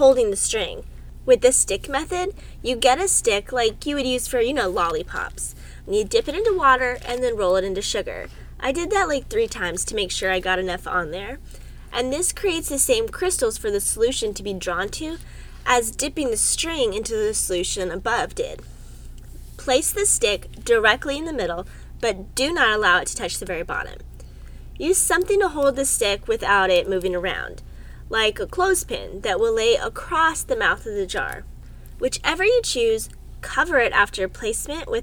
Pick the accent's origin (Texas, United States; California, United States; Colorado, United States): Texas, United States; Austin; I grew up in Austin, Texas